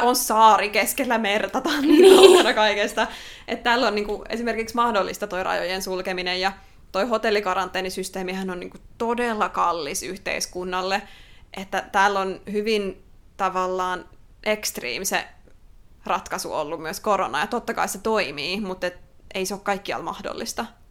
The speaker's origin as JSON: {"language": "Finnish", "country": "Finland", "moved": "yes", "lives_now": "Australia"}